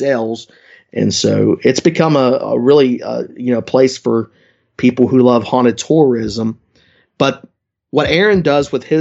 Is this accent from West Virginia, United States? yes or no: yes; West Virginia, United States; my home state of West Virginia